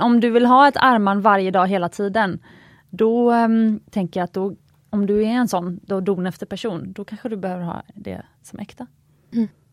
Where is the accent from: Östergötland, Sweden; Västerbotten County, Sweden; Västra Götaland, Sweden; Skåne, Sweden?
Västra Götaland, Sweden; Gothenburg; jag är uppvuxen i Göteborg